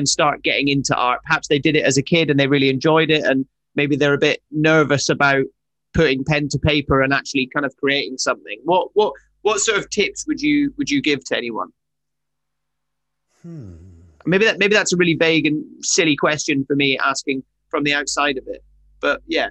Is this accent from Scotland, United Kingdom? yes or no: yes; Highlands of Scotland, United Kingdom; I grew up in the Highlands of Scotland. That's where I'm from